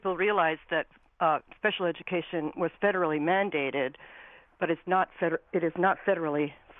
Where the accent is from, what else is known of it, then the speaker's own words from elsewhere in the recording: Finland; now in Simsbury, United States; and I'm also from Finland, which totally segregates their special needs population from the general, typically learning population.